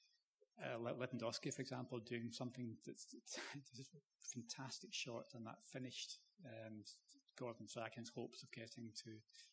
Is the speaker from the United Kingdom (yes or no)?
yes; Scotland, United Kingdom; I'm a Scottish fan